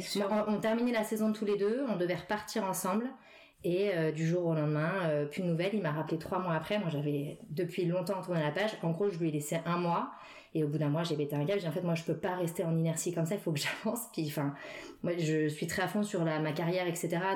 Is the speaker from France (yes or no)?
yes; Paris suburbs, Île-de-France, France; now in Paris, France; j'ai grandi en banlieue parisienne.